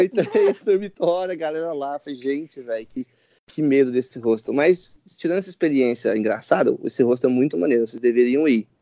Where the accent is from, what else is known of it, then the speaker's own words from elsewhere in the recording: Brazil; eu sou brasileiro